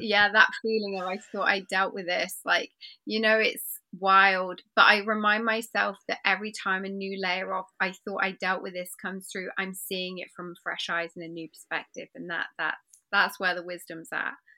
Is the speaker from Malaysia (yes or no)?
no; England, United Kingdom; I find myself being English and polite